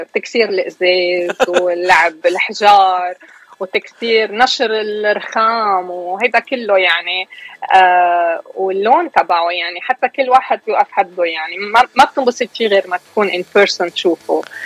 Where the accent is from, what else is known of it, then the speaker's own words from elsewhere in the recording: Beirut, Beirut Governorate, Lebanon; moved away as an adult; now in United States; أنا خلقت كبرت أشرفية أصلا نحن من من الشويفات بس كبرت بالأشرفية وكبرت بلبنان